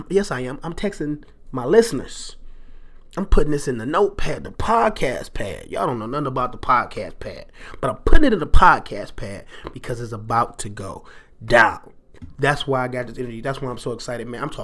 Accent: Detroit, Michigan, United States; I am a Detroiter. I was born in Detroit. I've lived in Detroit.

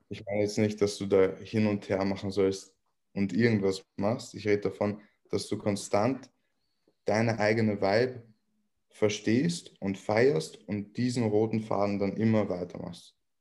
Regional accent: Vienna, Austria; ich komme aus Wien und ich bin hier aufgewachsen.

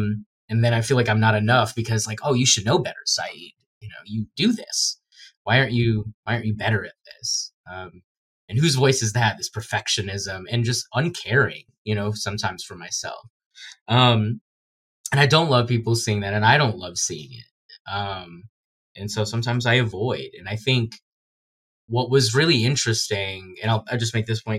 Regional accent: Guyana; You know, when I tell people I'm from Guyana, I had a lot of people just saying, oh, like thought I was making fun of being like a guy from like a random country.

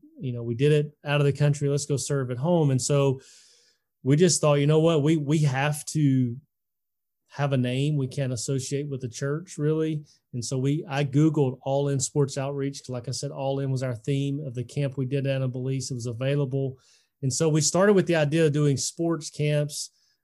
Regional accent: Selma, Alabama, United States; I was born and raised in Selma, Alabama, very historic town.

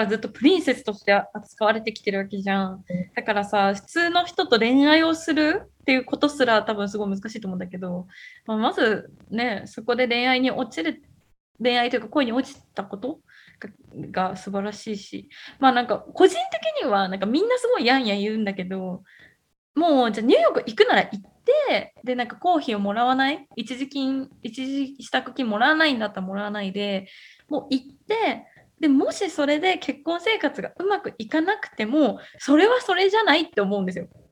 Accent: Gifu, Japan; moved away; うちの実家の方って、まあ、岐阜県なんですけど、まあ、田舎の方の

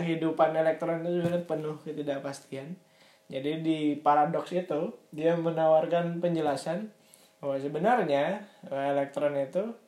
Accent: Banjarmasin, South Kalimantan, Indonesia; gue lahir di Banjarmasin

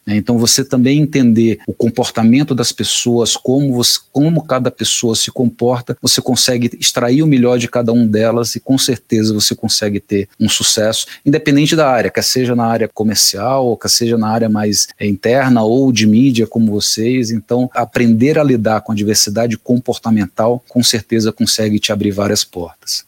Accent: Fortaleza, Ceará, Brazil; moved away as an adult; now in São Paulo, Brazil; eu sou cearense, vim de Fortaleza para São Paulo em 2005

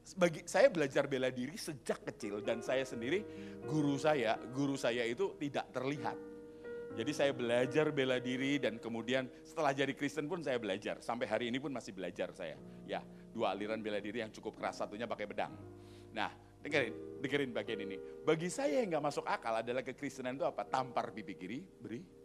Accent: Surabaya, East Java, Indonesia; Aku ini lahir di Surabaya

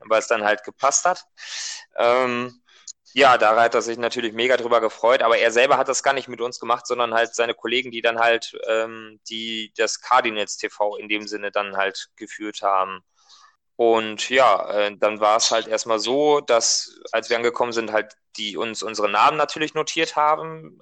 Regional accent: Germany; wir kommen ja halt aus Deutschland

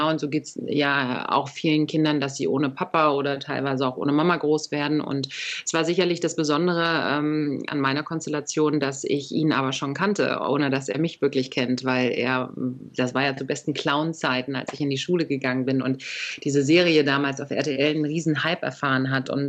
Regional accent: Berlin, Germany; accent: Berlin; Wobei ich sagen muss, ich habe diesen typischen Berliner Akzent gar nicht so sehr.

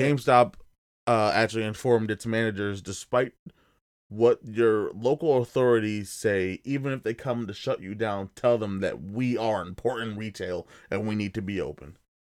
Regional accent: New Jersey, United States; we're from Jersey

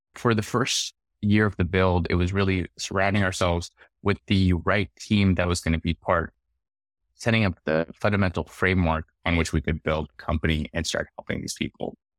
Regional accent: Lahore, Punjab, Pakistan; also born or lived in Arkansas, United States; now in United States; I was born and raised in Lahore, Pakistan

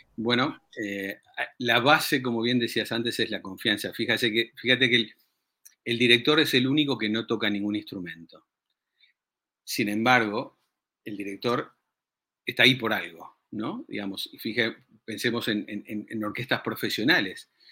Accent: Uruguay; yo soy uruguayo

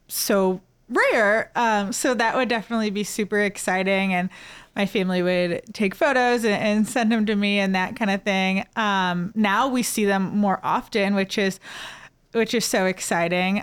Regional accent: St. Louis, Missouri, United States; also born or lived in Mobile, Alabama; growing up in Saint Louis

